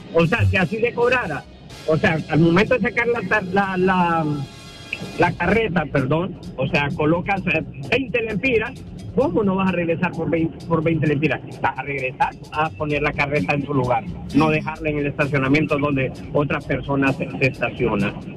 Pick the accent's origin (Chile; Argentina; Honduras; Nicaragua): Honduras; soy hondureño